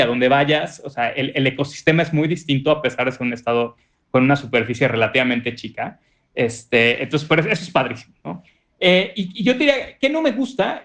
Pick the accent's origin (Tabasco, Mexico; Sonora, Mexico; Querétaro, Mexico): Tabasco, Mexico; moved away; soy abogado, expatriado pero muy arraigado en Tabasco.